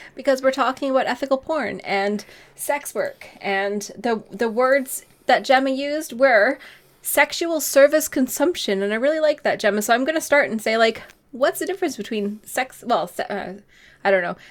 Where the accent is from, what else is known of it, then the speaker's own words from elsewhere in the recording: Canada; now in United Kingdom; I'm not the only Canadian on the podcast today